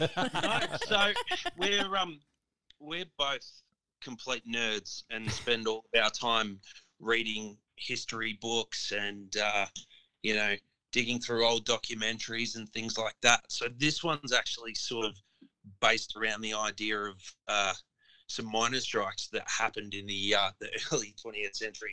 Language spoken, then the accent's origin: English; Melbourne, Victoria, Australia; me being proudly from Melbourne